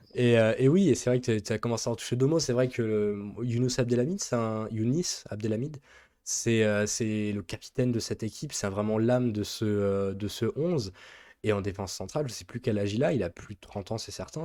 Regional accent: France; nous sommes français

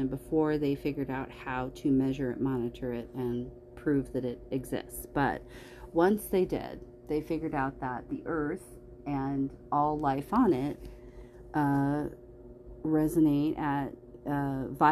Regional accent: California, United States; moved away; I was growing up in California, and when I moved away from there

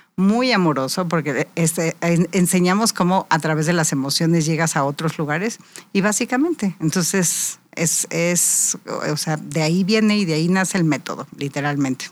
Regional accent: Querétaro, Mexico; otomí, nuestra lengua natal de Querétaro

